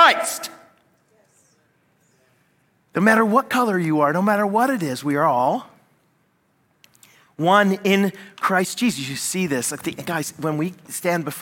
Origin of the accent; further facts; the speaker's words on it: United States; now in Canada; I'm American, Canadian